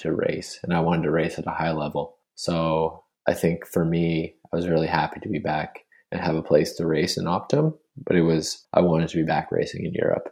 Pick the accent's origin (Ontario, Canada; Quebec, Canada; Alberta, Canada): Alberta, Canada; Spruce Grove; growing up in the West, I never really was exposed to much French at all. Spruce Grove, I didn't like learn French at all